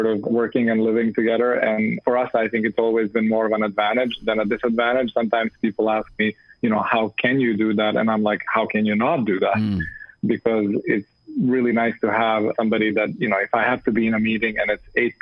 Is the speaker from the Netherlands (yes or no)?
no; Belgrade, Serbia; moved away as an adult; also born or lived in Canada; I grew up in Belgrade